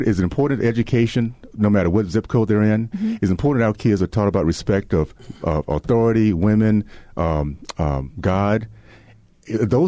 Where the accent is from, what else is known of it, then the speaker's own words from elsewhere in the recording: Deep South, United States; when I was growing up in the Deep South